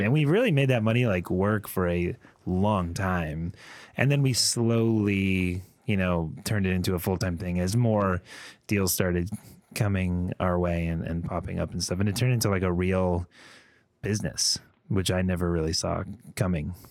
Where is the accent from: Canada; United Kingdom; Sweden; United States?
United States; Connecticut; moved away as an adult; also born or lived in Boston / New York City; I grew up in Connecticut